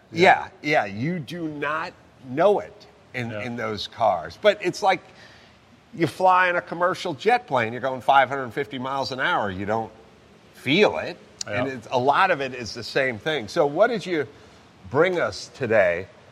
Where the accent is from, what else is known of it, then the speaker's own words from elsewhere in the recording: Southern California, United States; I'm from Southern California. We had Baja bugs all over the place